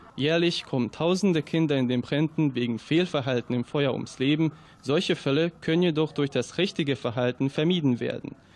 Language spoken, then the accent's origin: German; Germany; bei uns in Deutschland